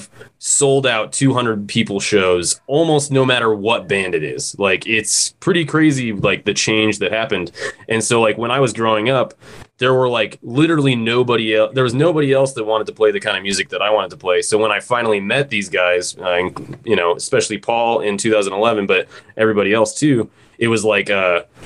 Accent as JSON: {"language": "English", "region": "Colorado", "country": "United States", "tie": "born or raised there", "said": "I'm from Colorado. I'm actually the only one in the band that's from Colorado"}